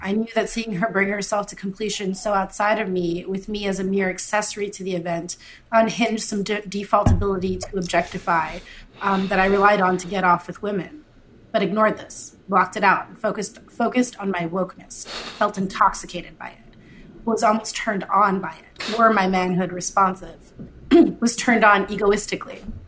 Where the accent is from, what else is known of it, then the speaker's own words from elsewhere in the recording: Canada; I grew up in Canada, right? I'm Canadian, whatever that means.